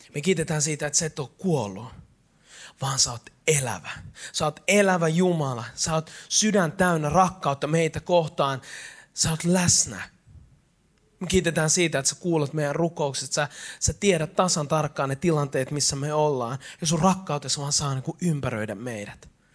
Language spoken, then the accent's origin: Finnish; Eastern Finland, Finland; mä oon itäsuomalainen latino